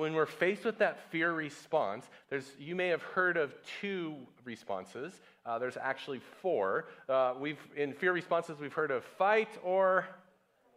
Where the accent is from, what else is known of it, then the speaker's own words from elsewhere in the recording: United States; moved away; America, my home country